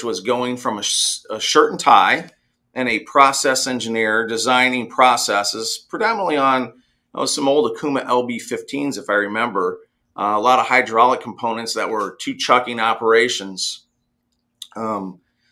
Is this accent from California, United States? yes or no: no; Central Illinois, United States; also born or lived in Carbondale, Illinois; being born and raised in Central Illinois on a farm